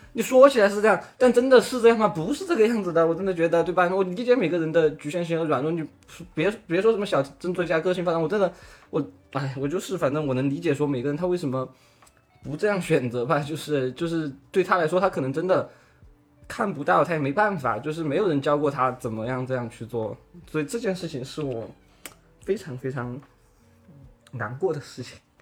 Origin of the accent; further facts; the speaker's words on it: Chongqing, China; 我是重庆人嘛